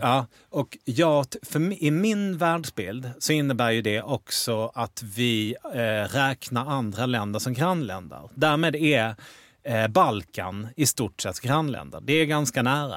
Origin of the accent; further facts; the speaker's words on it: Malmö, Skåne, Sweden; Jag är uppvuxen i Malmö